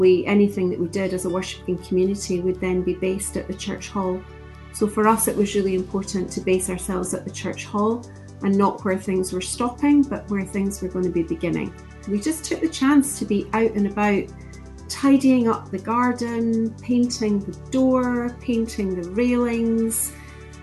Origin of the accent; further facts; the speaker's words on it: East Lothian, Scotland, United Kingdom; also born or lived in Midlothian; born and bred in East Lothian, and now living in Mid Lothian